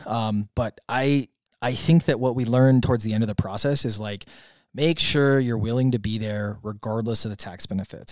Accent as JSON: {"language": "English", "region": "Wisconsin", "country": "United States", "tie": "born or raised there", "moved": "yes", "lives_now": "Puerto Rico", "said": "I grew up in Wisconsin, so I grew up with, uh, large swaths of land everywhere"}